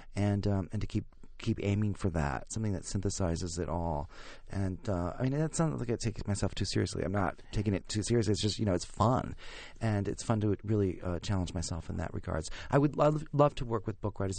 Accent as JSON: {"language": "English", "town": "Chautauqua", "region": "New York", "country": "United States", "tie": "born or raised there", "said": "I grew up in Chautauqua, New York"}